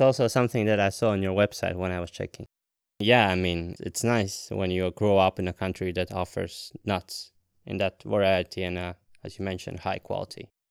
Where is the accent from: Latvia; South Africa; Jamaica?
Latvia; now in Denmark; I'm originally from Latvia